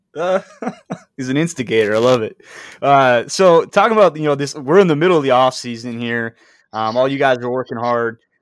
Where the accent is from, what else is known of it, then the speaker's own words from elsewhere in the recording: Kansas, United States; I'm from Kansas